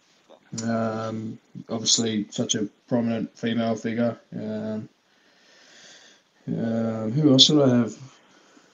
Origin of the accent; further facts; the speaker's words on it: Sydney, New South Wales, Australia; moved away as an adult; also born or lived in Doonside / Mount Druitt; now in England; I'm from Heversham